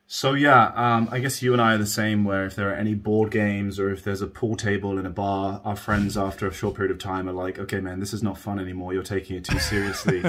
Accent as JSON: {"language": "English", "country": "United Kingdom", "tie": "born or raised there", "said": "I grew up just outside of London, England"}